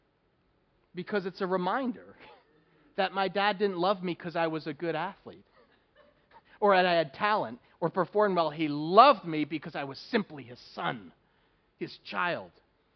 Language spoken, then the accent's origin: English; New Jersey, United States; Growing up in New Jersey